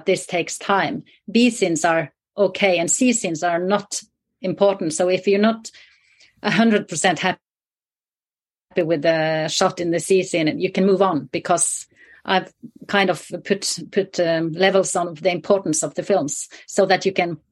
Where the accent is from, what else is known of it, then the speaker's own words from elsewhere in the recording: the very north of Norway, Northern Norway, Norway; I grew up in the very north of Norway, in the wilderness there